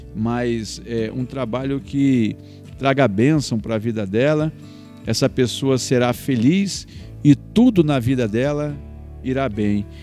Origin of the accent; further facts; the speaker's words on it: Presidente Prudente, São Paulo, Brazil; nós moramos na roça, nós somos de Prudente